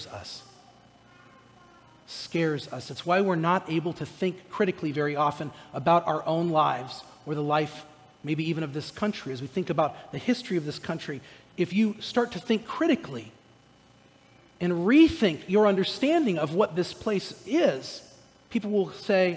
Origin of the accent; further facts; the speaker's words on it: Orange County, California, United States; moved away; I'm from Southern California. I'm from Orange County, California